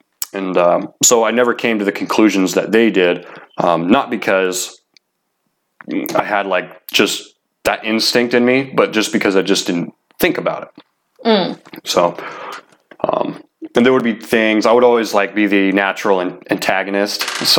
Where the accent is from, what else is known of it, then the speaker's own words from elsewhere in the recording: Ohio, United States; also born or lived in Washington; I was born in Washington, but my family, my stepdad at the time, he was from Ohio, and so when my mom married my stepdad, I was like 8 months, 9 months old at the time, and after they got married, we ended up moving to Ohio.